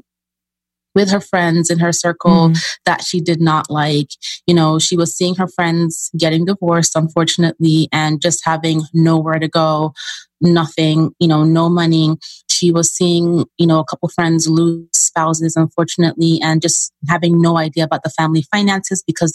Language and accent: English; Nigeria; moved away; I'm originally from Nigeria, so I'm an immigrant, child of immigrants.